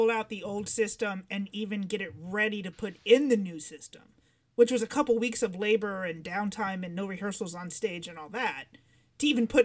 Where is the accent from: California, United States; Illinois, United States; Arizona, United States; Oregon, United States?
Illinois, United States; Chicago; moved away as an adult; also born or lived in Cincinnati / New York area; now in Los Angeles, United States; I guess coming from the Midwest and then New York area, yeah, it's it's very different. Well, I grew up in Chicago